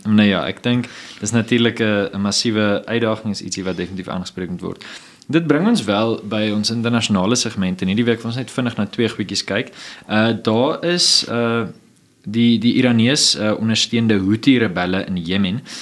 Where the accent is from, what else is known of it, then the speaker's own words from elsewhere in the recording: Johannesburg, Gauteng, South Africa; ek het groot geword in Johannesburg in die Wesrand